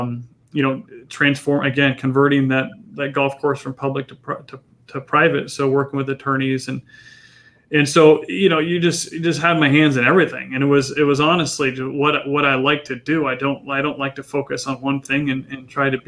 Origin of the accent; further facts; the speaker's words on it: San Diego, California, United States; also born or lived in Yucaipa/Redlands, California / Wake Forest, North Carolina; I grew up in North County